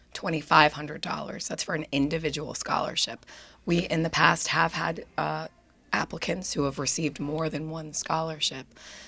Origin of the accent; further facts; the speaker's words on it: Plainfield, Connecticut, United States; also born or lived in Canada; I grew up in Plainfield, so only about a 20-minute drive.